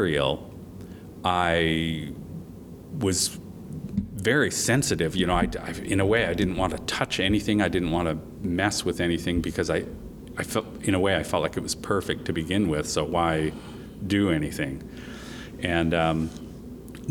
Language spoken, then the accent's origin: English; Salt Lake City, Utah, United States; I am originally from Salt Lake City, Utah, so I am very familiar with the West. And I grew up in the Wasatch Mountains outside of Salt Lake